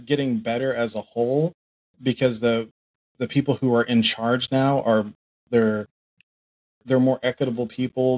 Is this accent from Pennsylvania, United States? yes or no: no; Oklahoma, United States; also born or lived in Tulsa; I grew up in Oklahoma